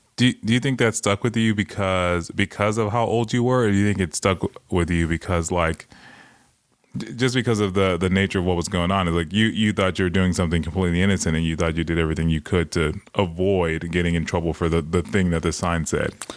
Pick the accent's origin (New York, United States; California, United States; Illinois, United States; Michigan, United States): California, United States; Los Angeles; growing up in Watts